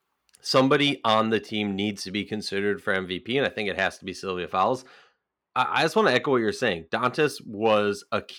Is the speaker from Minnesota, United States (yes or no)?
yes; Minnesota, United States; Let's move on to my hometown team, the Minnesota Lynx.